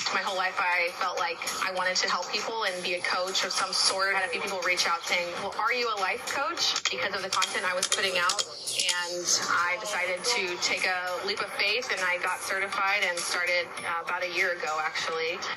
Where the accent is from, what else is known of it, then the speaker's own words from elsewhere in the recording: San Antonio, Texas, United States; I'm born and raised in San Antonio